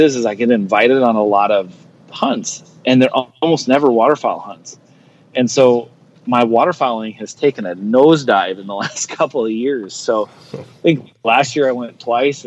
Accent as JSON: {"language": "English", "region": "northeastern South Dakota", "country": "United States", "tie": "born or raised there", "said": "I'm actually not from Nebraska. I grew up in northeastern South Dakota."}